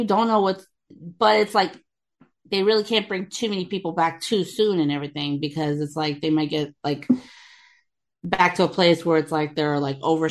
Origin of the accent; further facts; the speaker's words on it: Texas, United States; a lot of people don't know I'm from Texas until I say y'all